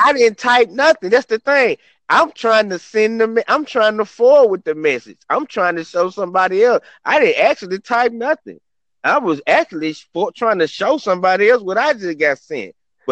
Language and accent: English; Memphis, Tennessee, United States; I'm from Memphis